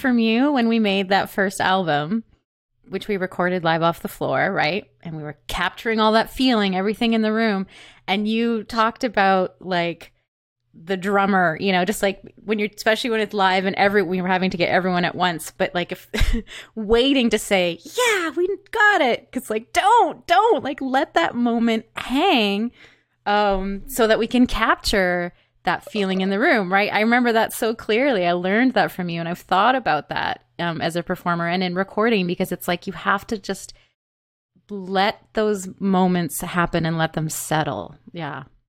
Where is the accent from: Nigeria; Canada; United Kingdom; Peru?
Canada; Peterborough, Ontario; also born or lived in Curve Lake Reserve; now in Toronto, Canada; Peterborough, Ontario. My family lived on Curve Lake Reserve at the time